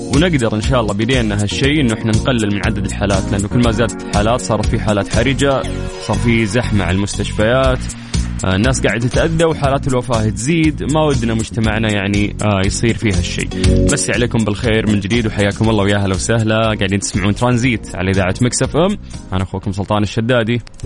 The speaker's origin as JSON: {"language": "Arabic", "town": "Jeddah", "region": "Makkah Province", "country": "Saudi Arabia", "said": "عندنا في جدة"}